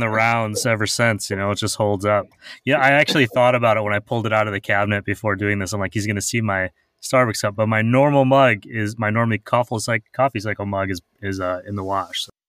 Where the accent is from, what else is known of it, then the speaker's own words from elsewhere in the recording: Midwest, United States; moved away; I'm originally from the Midwest